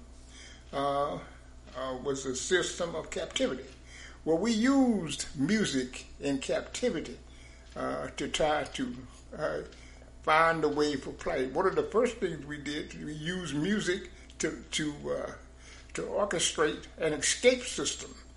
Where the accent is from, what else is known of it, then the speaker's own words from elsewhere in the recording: the South, United States; moved away; I was born in the South. I was born in this stuff.